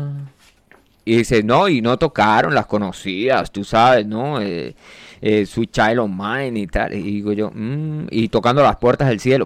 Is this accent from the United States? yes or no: no; Colombia; yo soy un man colombiano. De hecho, mi, cédula fue hecha en Barranquilla, así que yo eh, técnicamente soy costeño.